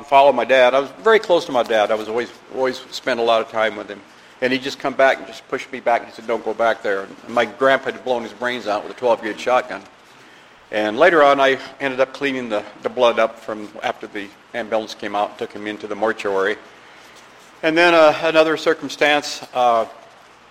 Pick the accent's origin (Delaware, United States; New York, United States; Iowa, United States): Iowa, United States; I grew up in the Midwest. I was raised in Iowa. Grew up in a small village